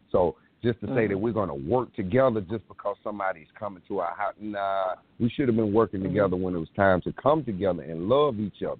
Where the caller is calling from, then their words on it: South Carolina, United States; I'm calling from South Carolina.